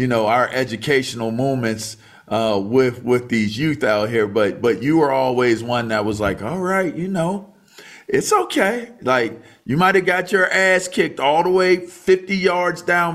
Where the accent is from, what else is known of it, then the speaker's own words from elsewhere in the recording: Pittsburgh, Pennsylvania, United States; I was born in Pittsburgh